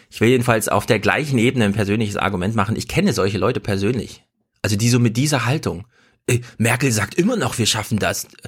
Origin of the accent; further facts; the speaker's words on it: eastern Germany, Germany; Ja, also als Ossi will ich einfach mal klar sagen, ja, das geht so nicht weiter, ihr Ossis.